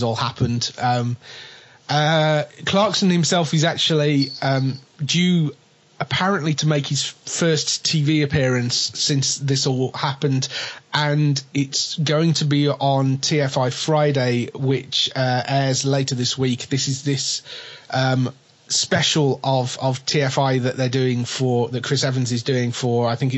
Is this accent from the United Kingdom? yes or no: yes; England, United Kingdom; But we're English.